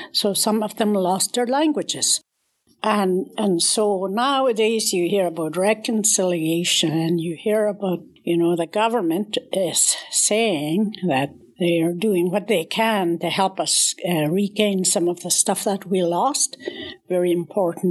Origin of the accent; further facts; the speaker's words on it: Canada; I'm from the Peel River area